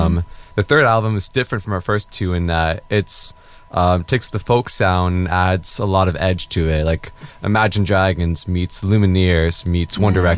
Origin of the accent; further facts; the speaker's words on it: California, United States; I'm from California.